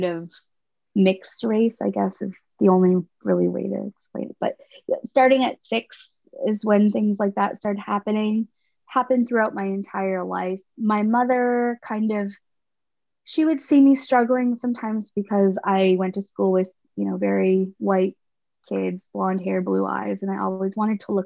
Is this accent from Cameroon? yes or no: no; Miramichi, New Brunswick, Canada; going to school in Miramichi at 6 years old